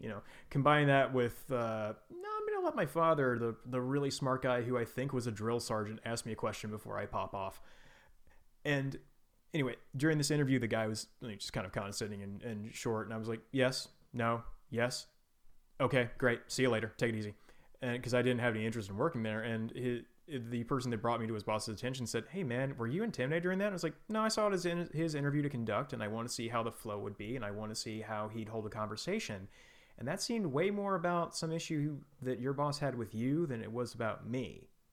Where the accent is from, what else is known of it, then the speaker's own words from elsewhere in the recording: Houston, Texas, United States; I grew up in Houston